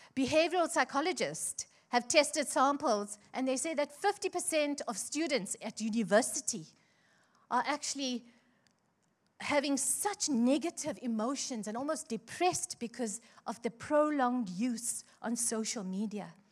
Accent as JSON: {"language": "English", "town": "Chatsworth", "region": "KwaZulu-Natal", "country": "South Africa", "tie": "born or raised there", "said": "I grew up in Chatsworth"}